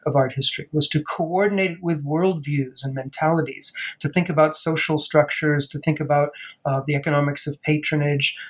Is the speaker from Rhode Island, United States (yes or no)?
yes; Providence, Rhode Island, United States; also born or lived in Boston, Massachusetts; I actually grew up in Providence, Rhode Island